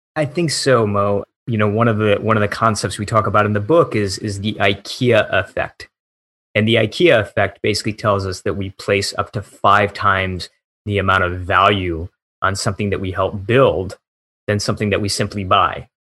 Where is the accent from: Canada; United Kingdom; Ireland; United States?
United States; Michigan; moved away; also born or lived in Silicon Valley; My hometown back in Michigan was one of the towns that flipped from blue to red that year